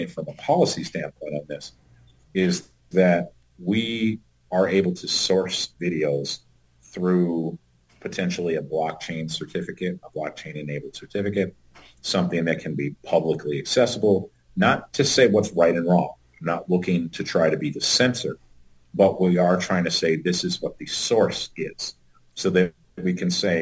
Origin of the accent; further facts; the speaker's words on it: Tennessee, United States; also born or lived in upper Midwest; now in North Dakota, United States; I grew up in Tennessee, so I instantly have an accent